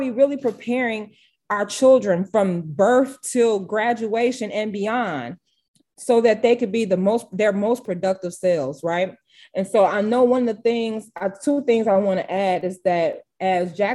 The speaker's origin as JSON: {"language": "English", "town": "Harvey", "region": "Illinois", "country": "United States", "tie": "born or raised there", "said": "I'm born and raised in Harvey"}